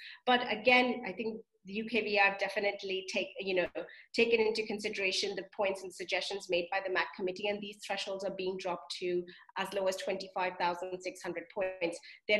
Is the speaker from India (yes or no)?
yes; India; moved away as an adult; now in United Kingdom; And me, for example, I came from India to the UK as an international student to study, to, you know, to make something of myself.